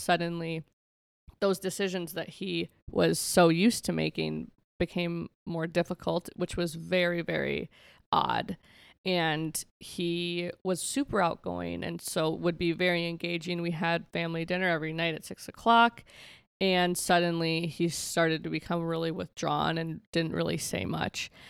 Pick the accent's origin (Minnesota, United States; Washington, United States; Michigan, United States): Minnesota, United States; Benton; moved away as an adult; also born or lived in Escuintla, Guatemala; now in South Dakota, United States; I grew up on a farm just outside of, like, Benton, Minnesota